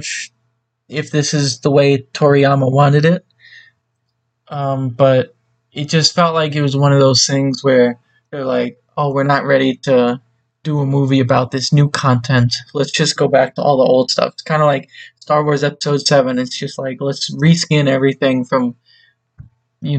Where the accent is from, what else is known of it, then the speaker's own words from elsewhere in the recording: United States; as an American who doesn't know any Japanese